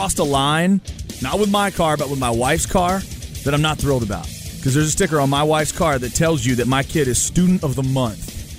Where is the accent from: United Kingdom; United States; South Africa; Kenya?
United States; near Taylor, near Elgin, east of Austin, Texas; when you grow up east of town, like I did, you know, growing up near Taylor, near Elgin, you understand what Central Texas barbecue is like.